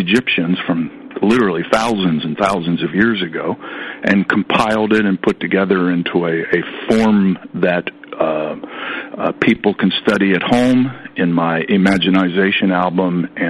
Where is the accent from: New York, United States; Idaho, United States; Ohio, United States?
Ohio, United States; Columbus; moved away as an adult; also born or lived in California / Europe; I was raised in Columbus, Ohio, so I was inundated by the Ohio State Buckeyes.